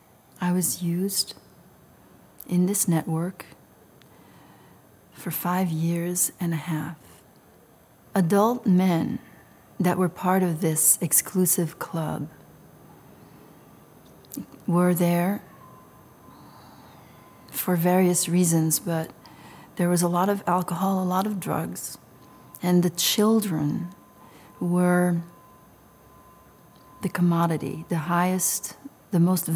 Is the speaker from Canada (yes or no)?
no; Belgium; English is a second language; I was raised in Belgium